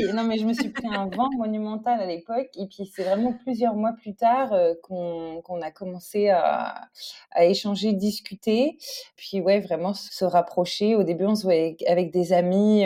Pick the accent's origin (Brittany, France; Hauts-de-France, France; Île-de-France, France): Île-de-France, France; Paris; moved away as an adult; now in Stockholm, Sweden; j'ai pas grandi en Suède. J'ai grandi euh, à Paris